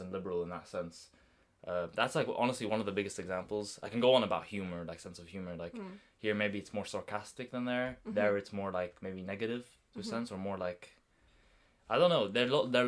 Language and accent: English; Lebanon; moved away as an adult; now in Brighton, United Kingdom; while I was living in Lebanon in the Middle East, I lived there 18 years of my life.